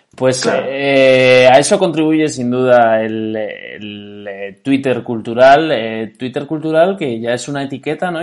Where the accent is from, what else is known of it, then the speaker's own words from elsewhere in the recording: Navarre, Spain; Yo soy navarro